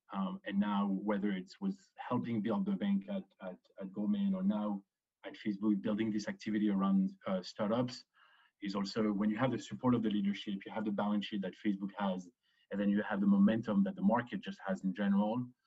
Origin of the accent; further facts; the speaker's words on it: Paris, Île-de-France, France; moved away as an adult; also born or lived in Chicago / Israel / Boston; grew up to Paris, grew up in Paris between the age of two and 18.